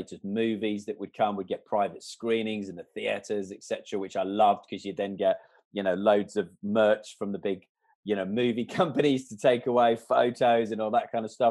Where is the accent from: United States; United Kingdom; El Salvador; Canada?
Canada; moved away; I was brought up in Canada from like the age of 3 months. My father, my grandparents were all Canadian